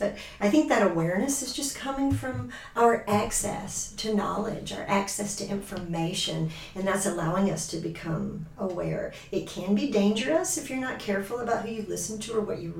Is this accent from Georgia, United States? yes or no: yes; Georgia, United States; moved away as an adult; now in Michigan, United States; I'm from Georgia. I've been in Michigan since 2017.